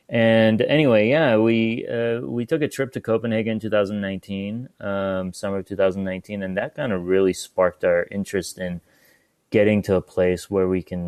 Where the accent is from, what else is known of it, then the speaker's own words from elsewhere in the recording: Pittsburgh, Pennsylvania, United States; also born or lived in Iran / Northern California; now in Portland, United States; I born in Iran. I grew up in Pittsburgh, Pennsylvania as well. Kind of my formative teenage years in Pittsburgh.